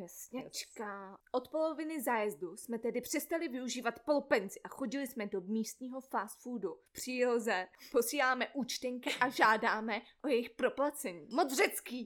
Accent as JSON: {"language": "Czech", "country": "Czechia"}